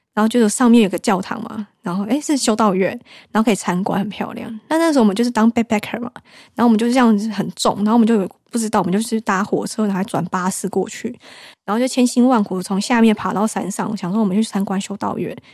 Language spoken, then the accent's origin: Chinese; Taiwan; moved away as an adult; also born or lived in France; 从小在台湾